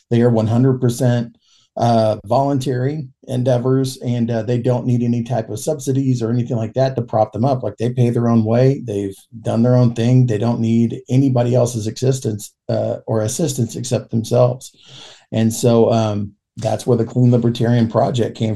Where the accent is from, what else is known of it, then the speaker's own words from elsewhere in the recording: Yukon, Oklahoma, United States; I've lived all my life in Oklahoma. I grew up in Yukon, Oklahoma. So like I, you know, lived around the Oklahoma City metro area, and Yukon is just kind of a suburb of Oklahoma City.